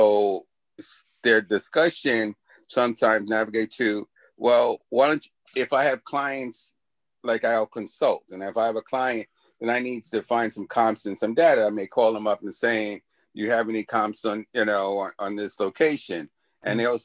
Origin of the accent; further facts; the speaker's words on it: New York City, New York, United States; also born or lived in Long Island, New York; I grew up in the city in the Bronx, but I live in Long Island